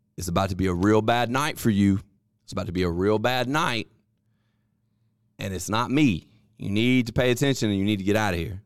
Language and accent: English; Columbus, Mississippi, United States; We are from Columbus, Mississippi, baby. Columbus, Mississippi